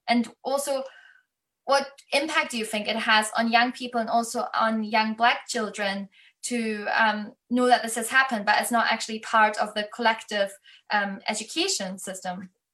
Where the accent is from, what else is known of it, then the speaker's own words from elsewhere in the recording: Germany; moved away as an adult; now in United Kingdom; I'm from Germany. So I grew up in school with constantly learning about the Holocaust